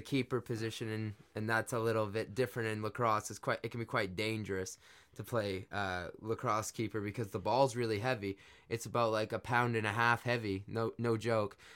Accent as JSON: {"language": "English", "country": "Canada", "tie": "born or raised there", "said": "growing up in Canada"}